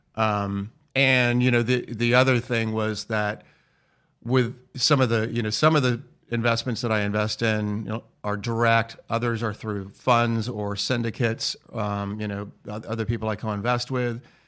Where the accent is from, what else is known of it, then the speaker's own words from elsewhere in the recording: United States; also born or lived in Florence, Italy; we're from the United States